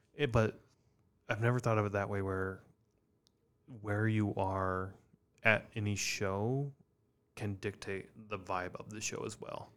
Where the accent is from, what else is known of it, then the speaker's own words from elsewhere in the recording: Iowa, United States; growing up in Iowa